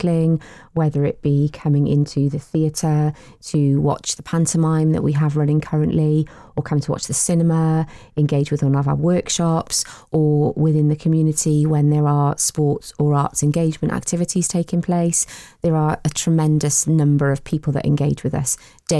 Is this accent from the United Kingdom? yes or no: yes; Newport, Wales, United Kingdom; from Newport. Lived in Newport all my life, really passionate about the city